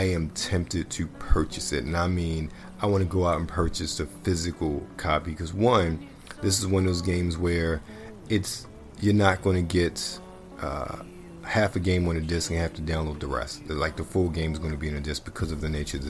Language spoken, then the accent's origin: English; Baltimore, Maryland, United States; moved away; born and raised in Baltimore